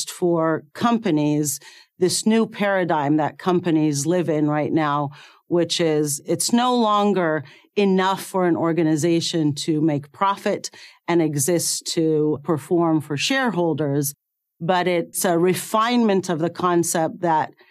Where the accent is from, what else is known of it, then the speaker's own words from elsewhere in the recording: Cairo, Cairo Governorate, Egypt; moved away as an adult; I was born in Cairo, Egypt, and I went to medical school there